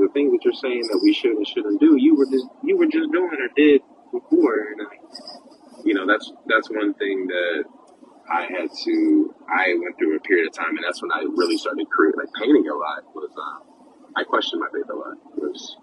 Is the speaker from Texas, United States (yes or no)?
yes; Dallas, Texas, United States; also born or lived in Silver Spring, Maryland / Pittsburgh; moved to Texas, like Dallas, and I would say, I mean, I'm basically raised. Dallas raised me. Like, I call Dallas home